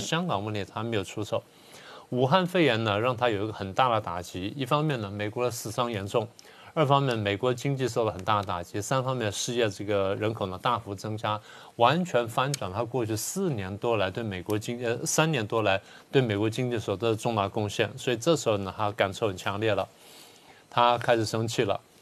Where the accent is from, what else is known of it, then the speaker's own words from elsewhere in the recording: Taiwan; 作为台湾人